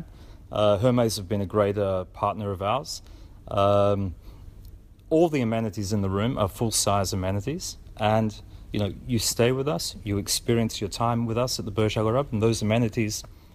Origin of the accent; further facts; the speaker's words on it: Australia; Look, I think as an Australian, I had a dream. I had a dream to move offshore, and I followed my dreams. I've probably lived in 9 countries in the last 21 years.